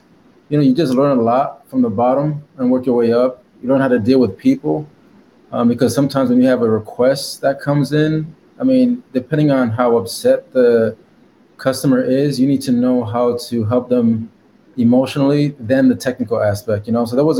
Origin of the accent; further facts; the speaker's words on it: Stamford, Connecticut, United States; now in Dallas, United States; But I'm originally from Stamford, Connecticut, East Coast, New York City area. But I'm actually Haitian, but born in the States.